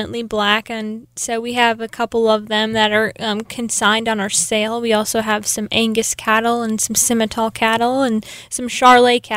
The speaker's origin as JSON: {"language": "English", "town": "New York Mills", "region": "Minnesota", "country": "United States", "tie": "born or raised there", "moved": "as an adult", "lives_now": "Sioux Falls, United States", "said": "I'm originally from New York Mills, Minnesota. It's about 30 miles east of Fargo"}